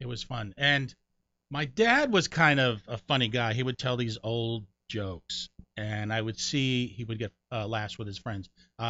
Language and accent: English; Connecticut, United States; born or raised there; moved away; also born or lived in New York